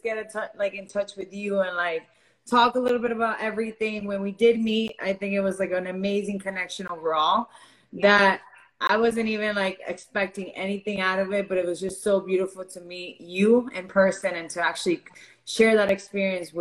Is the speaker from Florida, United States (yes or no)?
yes; Miami, Florida, United States; also born or lived in Venezuela; I was born in Venezuela. I grew up here in Miami.